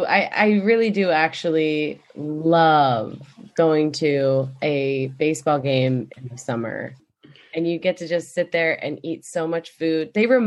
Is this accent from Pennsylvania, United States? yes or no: yes; Philadelphia, Pennsylvania, United States; because I'm from Philadelphia